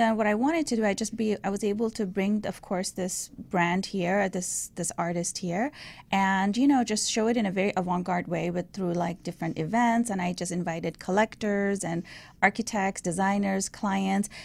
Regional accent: Iran; moved away; I was raised in Iran

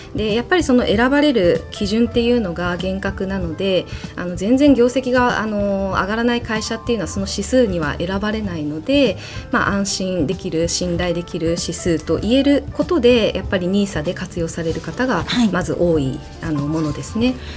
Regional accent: Kumamoto, Japan; moved away; 私熊本出身なんですがその熊本で

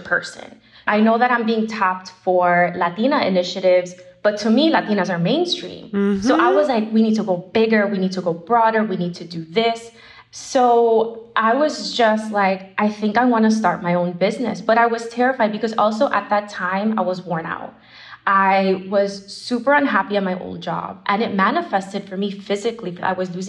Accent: Miami, Florida, United States; moved away as an adult; now in New York, United States; I'm originally from Miami, and I come from Cuban background

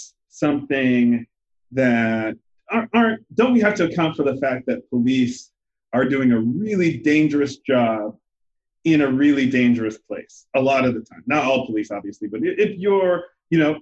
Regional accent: Liberia; now in United States; I'm from Liberia

